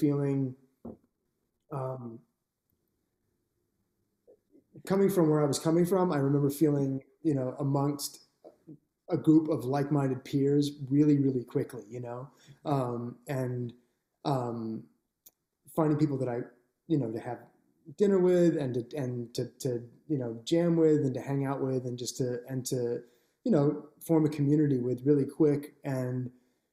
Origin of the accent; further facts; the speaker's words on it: Toronto, Ontario, Canada; I grew up in Toronto drinking Tim Hortons